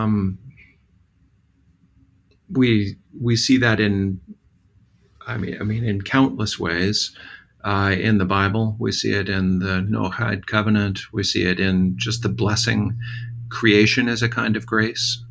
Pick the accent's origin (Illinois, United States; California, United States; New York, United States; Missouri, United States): Missouri, United States; Southwest; growing up in Southwest Missouri